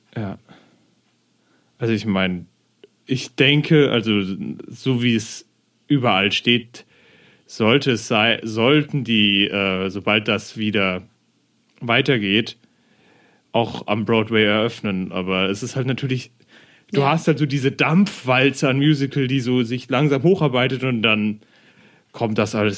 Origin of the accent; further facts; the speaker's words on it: Germany; ich als Deutscher, der nie ein ja. Jahr in England verbracht hat